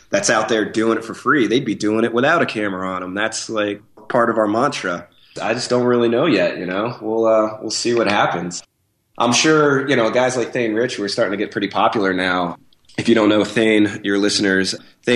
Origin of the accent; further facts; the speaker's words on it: State College, Pennsylvania, United States; moved away; I grew up in Pennsylvania